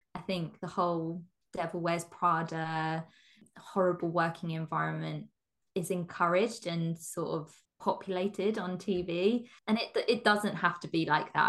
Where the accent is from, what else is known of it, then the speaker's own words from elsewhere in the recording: England, United Kingdom; I'm born and bred in England. Um in the countryside in England as well.